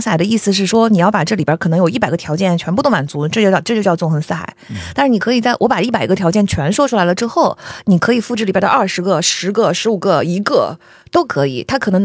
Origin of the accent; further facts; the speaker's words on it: Zhejiang, China; moved away; 我出生于山里。我身上留着小， 这让人做小生意的血液